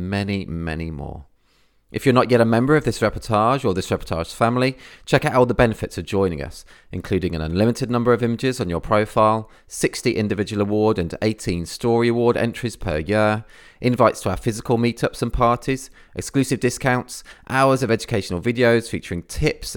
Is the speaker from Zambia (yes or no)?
no; England, United Kingdom; I'm English